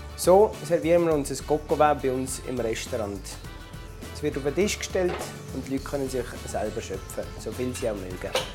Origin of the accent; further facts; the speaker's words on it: Switzerland; Ich bin in Frankendorf geboren